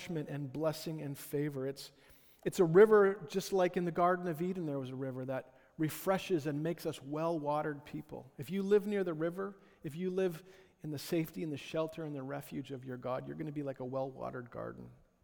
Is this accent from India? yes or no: no; Ottawa, Ontario, Canada; I grew up in Ottawa